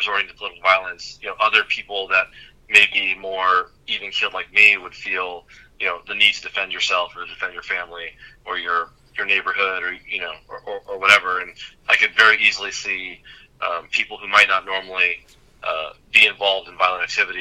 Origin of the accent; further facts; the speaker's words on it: Arizona, United States; I grew up in Arizona